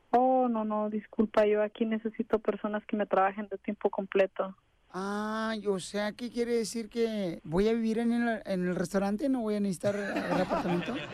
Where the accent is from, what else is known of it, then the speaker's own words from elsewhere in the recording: Mexico City, Mexico; y soy de la Ciudad de México.